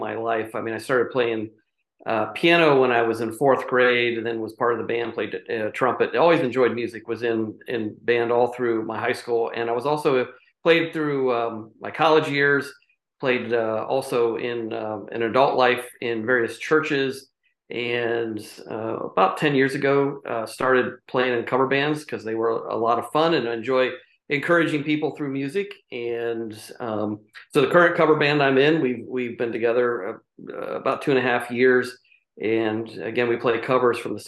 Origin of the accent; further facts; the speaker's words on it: Champion, Ohio, United States; grew up in Northeast Ohio and in a little town called Champion, but it's nestled between the Cleveland and Youngstown areas, and spent my entire early life there